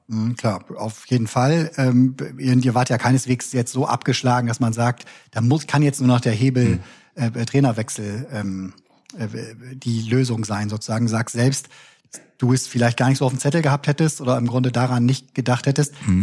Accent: Bremen, Germany; moved away; also born or lived in Cologne; Ich komme eigentlich aus Bremen

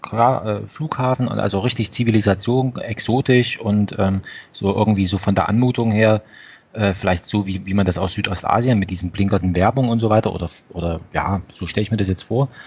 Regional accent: Germany; wie jetzt wir vielleicht als, als Deutsche Österreich betrachten. Also gehören, also wir teilen uns eine Sprache

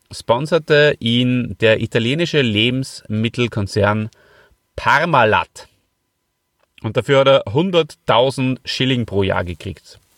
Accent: Hof, Bavaria, Germany; Ich komme ja ähm, aus Hof, da hat es ja schon geschnieben.

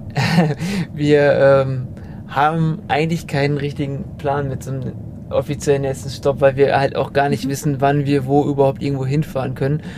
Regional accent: Germany; als Deutscher

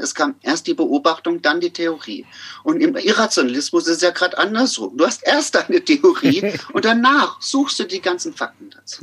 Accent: Amorbach, Bavaria, Germany; also born or lived in Miltenberg / Frankfurt am Main; now in Tübingen, Germany; ich komme ja aus Amerbach im Odenwald

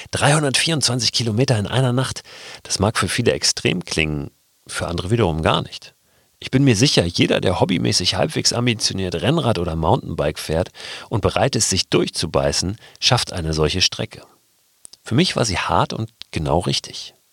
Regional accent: Berlin, Germany; born there; Zum einen bin ich in Westberlin geboren, weil meine Eltern hier die wilden 70er Jahre verbracht haben.

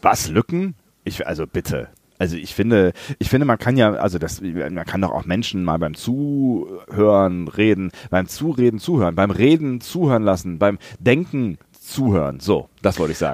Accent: near Langerwehe, near Aachen, North Rhine-Westphalia, Germany; moved away; Langerwehe, nah an meiner alten Heimat.

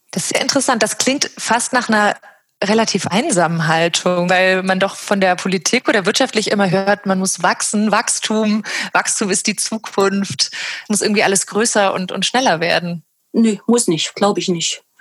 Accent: West Germany, Germany; born there; ich bin in Westdeutschland geboren

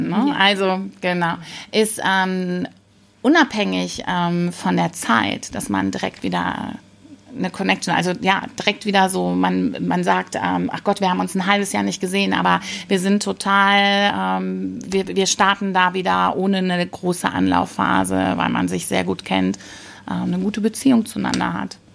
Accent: Rhineland, Germany; ich komme aus dem Rheinland, bin hier in Hessen und ähm, ich genieße die Zugfahrt insbesondere und für jeden Kilometer, den ich meiner Heimat näher komme.

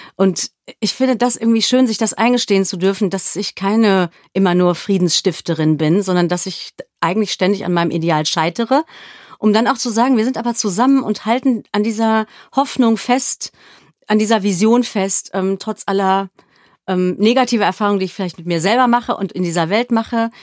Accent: Germany; also born or lived in South Africa; ich war als Deutsche

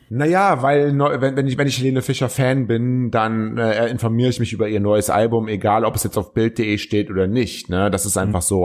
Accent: Cologne, North Rhine-Westphalia, Germany; als Kölner

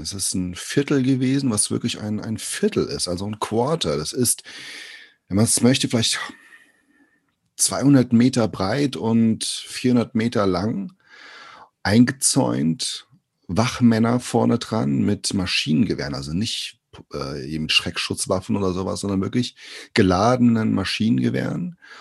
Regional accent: Brazil; now in Germany; aus Brasilien

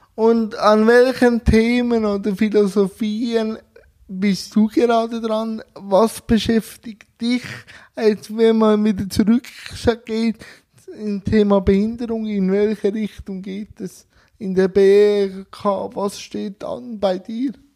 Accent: Switzerland; bei uns

